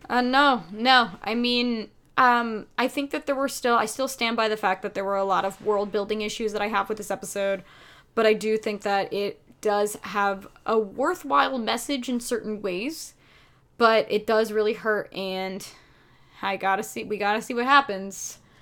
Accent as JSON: {"language": "English", "country": "United States", "said": "we are very American"}